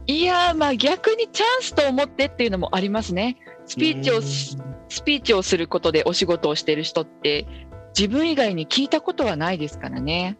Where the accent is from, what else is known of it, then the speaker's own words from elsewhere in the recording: Minamibōsō, Chiba, Japan; 私はすごい田舎千葉の南房総っていうところの出身